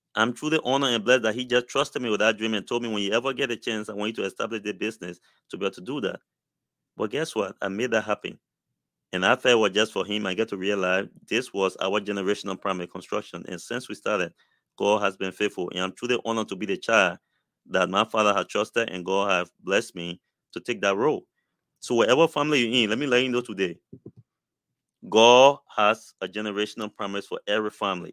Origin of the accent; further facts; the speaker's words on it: Liberia; moved away; I came from Liberia